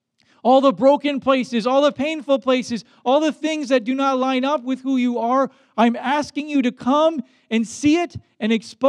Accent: Baden-Württemberg, Germany; English is a second language; growing up in Black Forest, Germany, in a dorm with 40 boys.

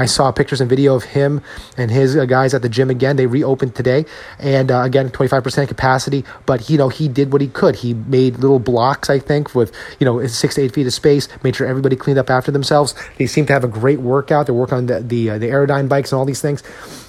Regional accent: Edison, New Jersey, United States; my hometown, Edison, New Jersey

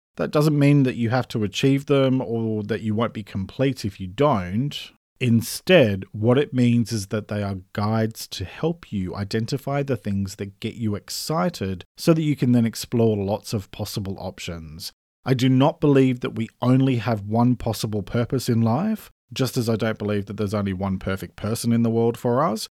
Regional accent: Australia; I'm an Australian writer

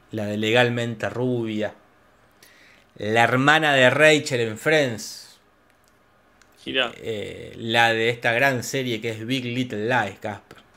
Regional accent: Villa General Belgrano, Córdoba, Argentina; Si es un lugar de Alemania y si yo soy de Villa General Belgrano, este, les puedo explicarlo, pero bueno.

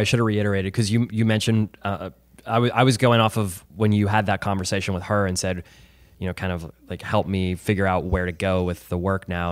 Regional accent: Chesterfield, Missouri, United States; born and raised in Chesterfield

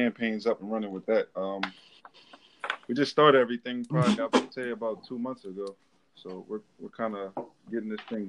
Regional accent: Delaware, United States; growing up in Delaware, you're smack dab on the East Coast. I mean, right in the middle of everything.

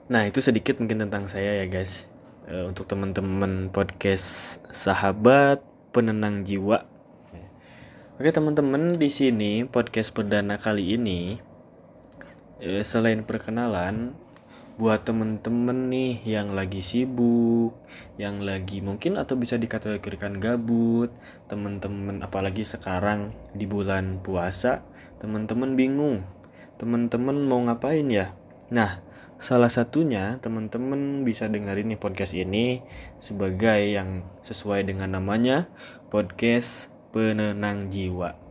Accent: Bandung, West Java, Indonesia; asli dari Bandung kata orang Bandung itu udah pasti ya berarti suku Sunda lah Berarti udah terkategorikan bahwa saya merupakan cowok Sunda asli.

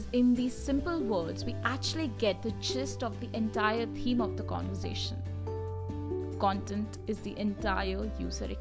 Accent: India; I hail from India, and in India, we speak Hindi.

